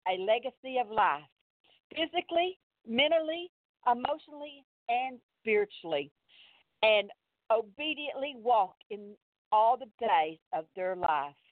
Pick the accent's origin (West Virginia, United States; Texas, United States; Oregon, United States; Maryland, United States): Texas, United States; accent: Texas; I'm from Texas